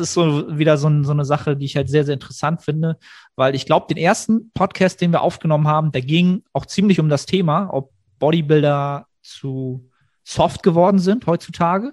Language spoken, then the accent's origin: German; Germany